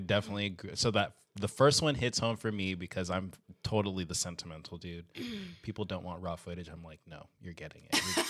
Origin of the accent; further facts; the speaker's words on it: Irvine, California, United States; 30. Irvine, California.